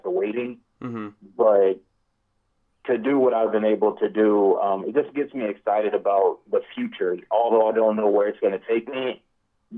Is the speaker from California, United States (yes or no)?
yes; Los Angeles, California, United States; moved away as an adult; now in Jacksonville, United States; I truly do miss, you know, my hometown. It's made me who I am